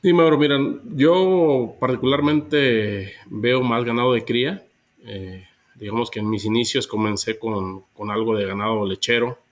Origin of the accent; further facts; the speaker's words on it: Mexico; also born or lived in Argentina; salí de México para, para estudiar